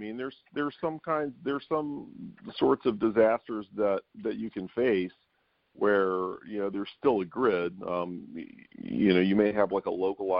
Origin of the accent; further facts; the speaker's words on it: Louisiana, United States; also born or lived in San Francisco; I'm from South Louisiana, and we had hurricane preps, and we've always been kind of minded that way.